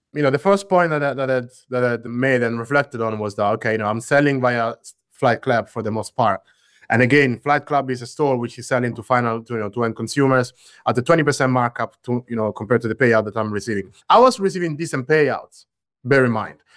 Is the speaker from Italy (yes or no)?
yes; central Italy, Italy; I grew up in Italy, bear in mind, but I grew up in the center of Italy.